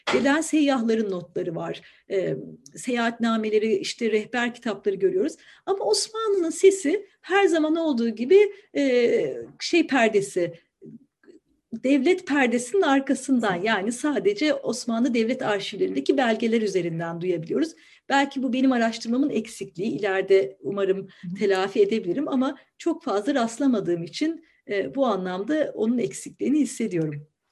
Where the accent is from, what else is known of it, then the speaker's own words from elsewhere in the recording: Ankara, Turkey; moved away as an adult; now in Istanbul, Turkey; Ankaralıyım ben. Dolayısıyla İstanbul'u hani çocukluğumdan biliyorum diyemem.